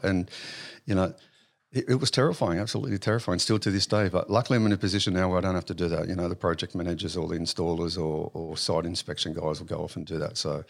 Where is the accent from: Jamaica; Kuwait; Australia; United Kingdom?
Australia; Sydney, New South Wales; also born or lived in Auburn, New South Wales / Wentworthville, New South Wales / St Marys, New South Wales / Penrith, New South Wales; So I was actually born in Auburn. Um, early years was, um, uh, raised in Wentworthville, um, and then moved out to Saint Mary's